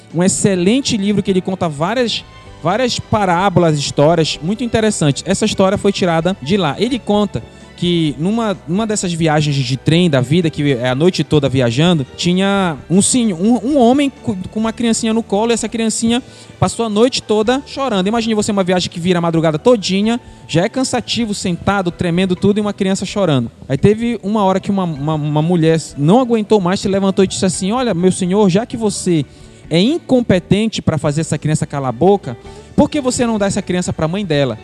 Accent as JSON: {"language": "Portuguese", "country": "Brazil", "said": "eu sou da terra firme"}